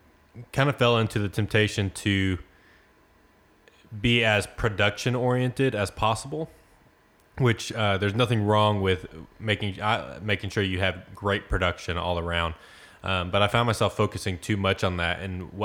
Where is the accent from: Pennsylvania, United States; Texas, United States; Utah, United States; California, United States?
Texas, United States; Frost; Well, I grew up in Frost, Texas, which is a small town right outside of Corsicana. Very small, about 1 square mile, 600 people.